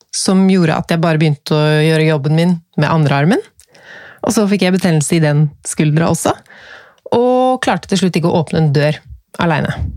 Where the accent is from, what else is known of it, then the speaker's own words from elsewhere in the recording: Norway; Jeg er født i Norge